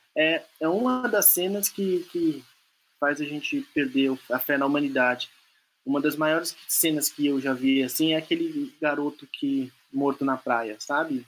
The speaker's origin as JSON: {"language": "Portuguese", "country": "Brazil", "said": "nós somos brasileiros não porque nós nascemos aqui, mas porque a maior parte das nossas memórias afetivas estão nesse país"}